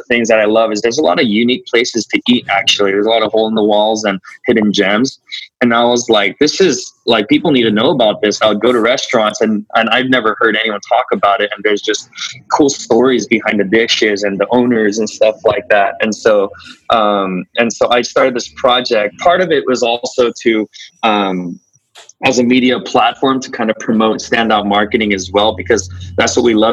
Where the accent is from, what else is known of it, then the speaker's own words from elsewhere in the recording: Bakersfield, California, United States; I grew up in Bakersfield